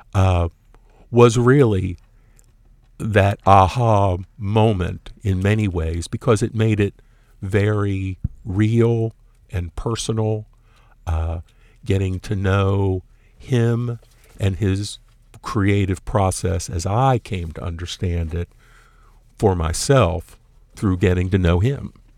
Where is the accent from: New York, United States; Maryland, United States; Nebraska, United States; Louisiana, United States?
Maryland, United States; Baltimore; moved away as an adult; now in Houston, United States; in Baltimore, my hometown.